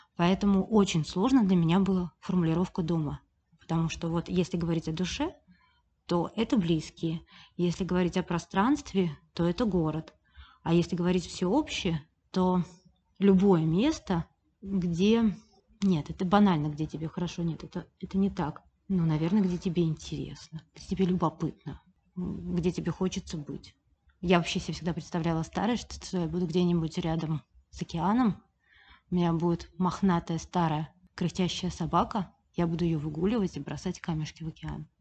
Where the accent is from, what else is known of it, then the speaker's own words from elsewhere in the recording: Saint Petersburg, Russia; я всегда жила в Петербурге, я родилась в Петербурге